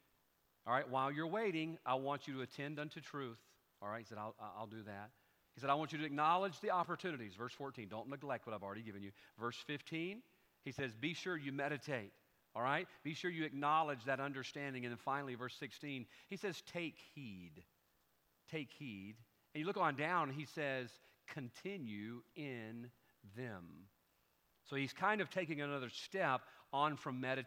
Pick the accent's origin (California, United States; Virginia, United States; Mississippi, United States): Mississippi, United States; Pascagoula; I was a teenager from Pascagoula, Mississippi.